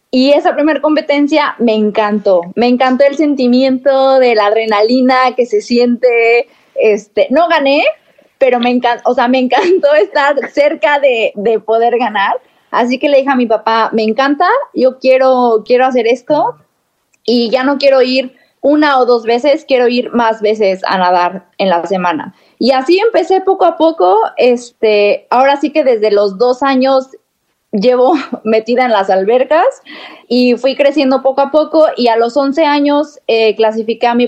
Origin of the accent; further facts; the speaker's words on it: Mexico City, Mexico; born there; mira, yo nací en Ciudad de México